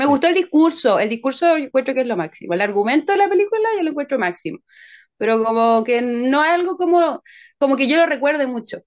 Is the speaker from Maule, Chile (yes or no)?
no; San Bernardo, Santiago Metropolitan Region, Chile; soy de Santiago de Chile y soy cantante, compositora y actriz chilena